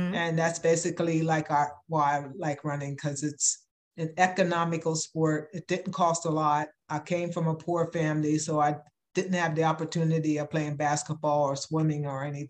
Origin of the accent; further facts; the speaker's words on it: York, Pennsylvania, United States; I am from Pennsylvania, the state of Pennsylvania, in a little town called York, Pennsylvania